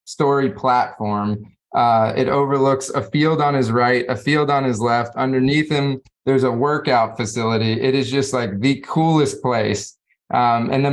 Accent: Florida, United States; I grew up in Florida.

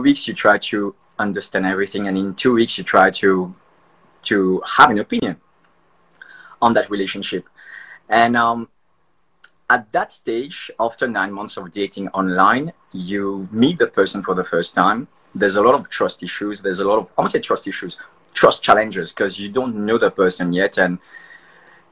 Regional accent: Mauritius; Mauritian. I'm from Mauritius.

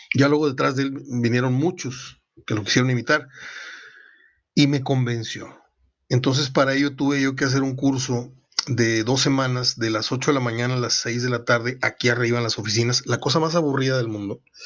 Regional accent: Mexico; El templo de San Judas estaba a 250 pasos de mi casa, donde yo nací, en 15 de mayo, entre América y Miguel Nieto. Fue mi templo durante los primeros 11, 12 años de mi vida.

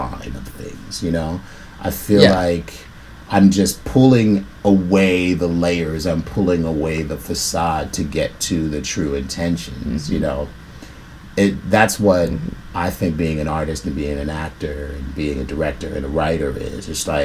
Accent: New York City, New York, United States; people from where I'm from, you know, I'm from the South Bronx

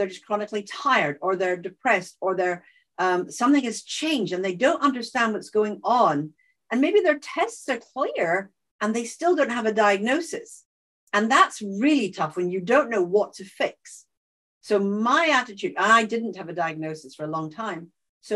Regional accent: Scotland, United Kingdom; accent: Scottish

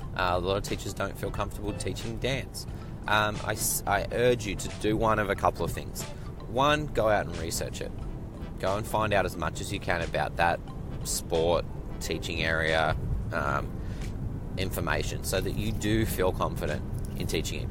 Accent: Australia; moved away; growing up in Australia, doing my university training in Australia

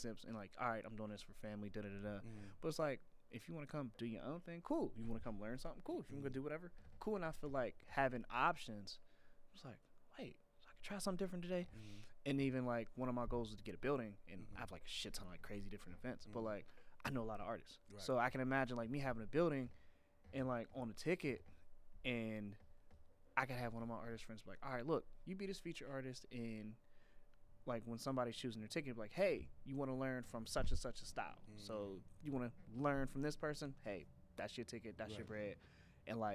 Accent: Pittsburgh, Pennsylvania, United States; I'm from Pittsburgh

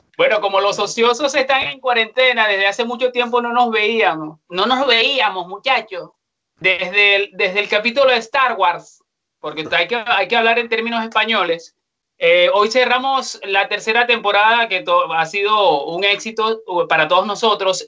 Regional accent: Venezuela; now in Chile; como venezolanos

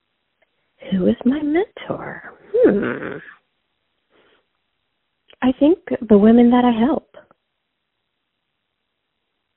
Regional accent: New York, United States; I grew up in New York. I'm from New York

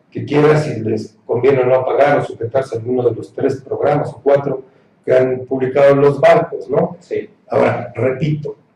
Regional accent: Mexico; Como ciudadano mexicano

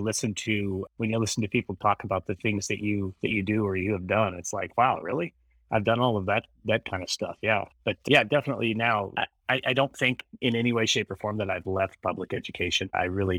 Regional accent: Wyoming, United States; moved away as an adult; also born or lived in Kingman, Arizona; we moved back to my home state of Wyoming

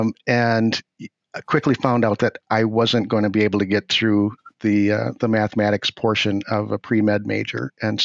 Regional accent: International Falls, Minnesota, United States; also born or lived in Ortonville, Minnesota / St. Peter, Minnesota; I was raised in International Falls

